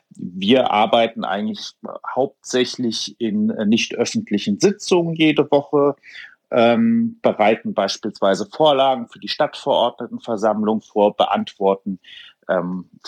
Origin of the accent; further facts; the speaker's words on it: Hofheim, Hesse, Germany; born there; Also eigentlich wäre ich ja gar nicht mehr gebürtiger Hofheimer, weil ähm, bei dir ist das ja noch ein bisschen anders.